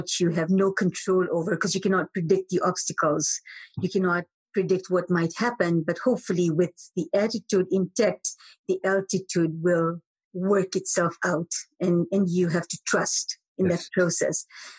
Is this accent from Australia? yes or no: no; Moshi, Kilimanjaro, Tanzania; I grew up in Moshi, Tanzania, and every morning I would peer through the window to always see the mountain.